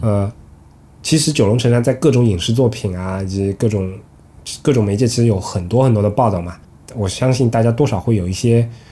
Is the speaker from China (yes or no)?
yes; southern China, China; 作为南方人